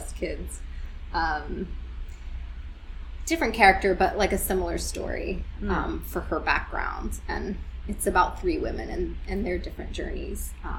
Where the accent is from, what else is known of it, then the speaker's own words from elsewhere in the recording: the South, United States; I also wanted to come back kind of to my roots. Like, I am from the South